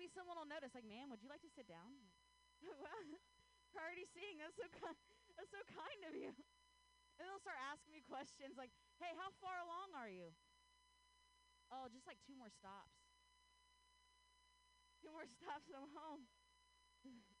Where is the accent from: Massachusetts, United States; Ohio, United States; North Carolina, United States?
Ohio, United States; now in Bay Area, United States; I grew up in Ohio